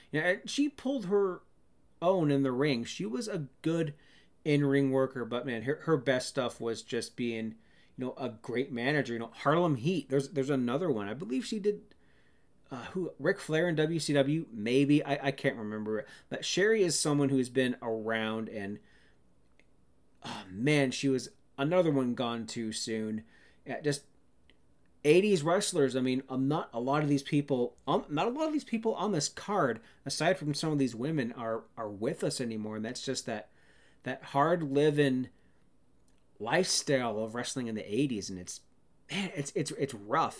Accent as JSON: {"language": "English", "country": "Canada", "said": "I'm a Canadian"}